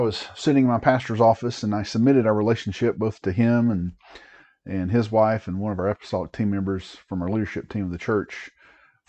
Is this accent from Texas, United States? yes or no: no; East Tennessee, United States; moved away as an adult; also born or lived in Oklahoma / Germany / Washington State; I grew up in East Tennessee